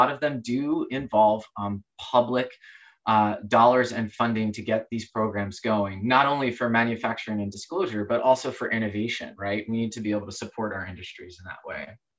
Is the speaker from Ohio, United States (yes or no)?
no; Oregon, United States; not just in my home state of Oregon.